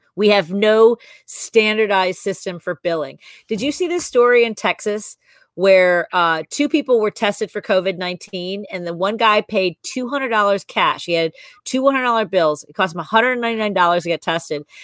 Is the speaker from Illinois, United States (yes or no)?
yes; Chicago, Illinois, United States; the house I grew up in, the, the, apartment I grew up in on Northwest Highway